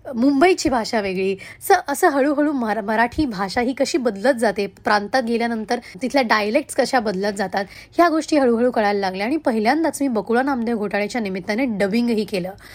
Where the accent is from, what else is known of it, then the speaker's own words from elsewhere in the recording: Pune, Maharashtra, India; first language Hindi; Marathi is a second language; आजी आजोबा काका काकू आत्या नुकतेच परभणीहून सगळेच पुण्यात देहरोडला शिफ्ट झाले होते आणि या सगळ्यांना आम्ही सगळेच जवळपास राहायचो